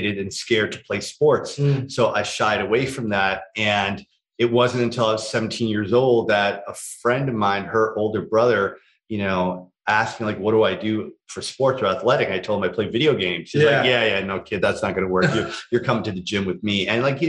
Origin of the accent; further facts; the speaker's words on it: Toronto, Ontario, Canada; growing up in Scarborough